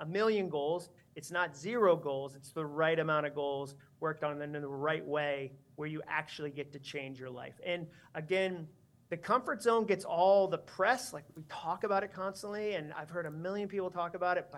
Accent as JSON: {"language": "English", "region": "Massachusetts", "country": "United States", "tie": "born or raised there", "said": "I grew up in Massachusetts."}